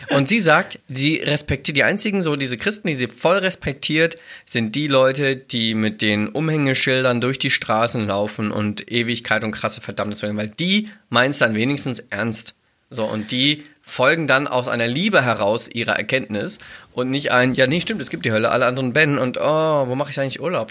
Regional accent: Braunschweig, Lower Saxony, Germany; bei uns in Braunschweig

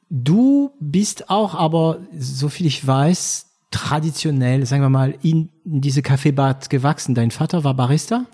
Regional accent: France; German is a second language; moved away as an adult; also born or lived in Germany; now in Berlin, Germany; Franco-Deutscher, ähm, begleitet, wobei ich bin, ich bin ein bisschen später nach Deutschland gekommen, ich war schon über zwanzig. Deswegen werde ich auch meinen Akzent

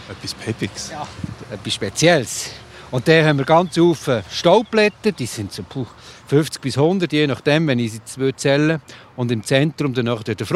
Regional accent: Switzerland; Also bei uns in der Schweiz

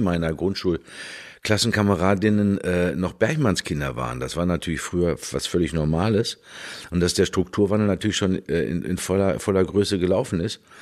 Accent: Dortmund, North Rhine-Westphalia, Germany; ab dem vierten Lebensjahr dann in Hombruch aufgewachsen

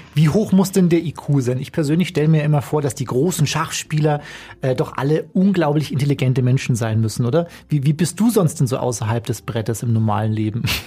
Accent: Bavaria, Germany; ich komme aus Bayern, ich komme vom Land

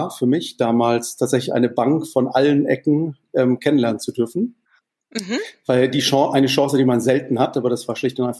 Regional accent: Mannheim, Baden-Württemberg, Germany; Ich bin in Mannheim geboren und auch in der, in der exakten Mitte zwischen Heidelberg und Mannheim aufgewachsen, Heidelberg zur Schule gegangen, in Mannheim meine Bankausbildung gemacht

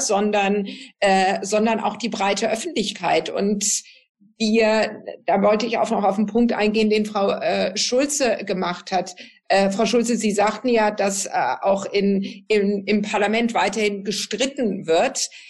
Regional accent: Southern Germany, Germany; da, wo ich herkomme, äh, aus, aus Süddeutschland

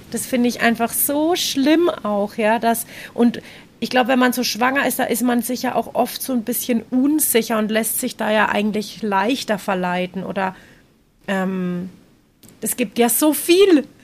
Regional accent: Germany; now in Nicaragua; bei uns in Deutschland

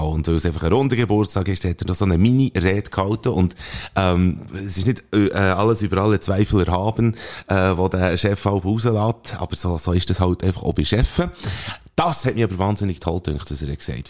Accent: Bern, Switzerland; als Berner, wo wir sind

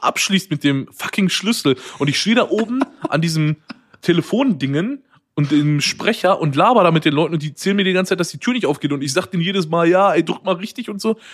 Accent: Waltrop, North Rhine-Westphalia, Germany; moved away as an adult; now in Cologne, Germany; ich komme ja eigentlich aus Waldrop, das ist neben Dortmund und studiere aber in Köln und wohne hier auch.

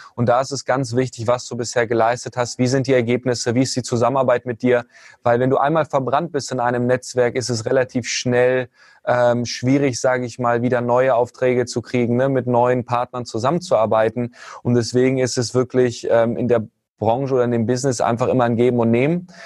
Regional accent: Hanover, Lower Saxony, Germany; komme aus Hannover, ähm, ursprünglich auch geboren

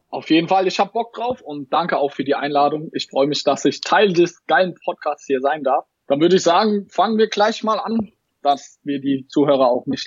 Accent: Mannheim, Baden-Württemberg, Germany; war ich in einem Sneaker-Store in Mannheim, hier wo ich herkomme, in Mannheim.

